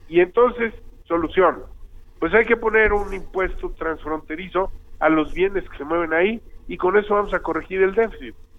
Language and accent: Spanish; Mexico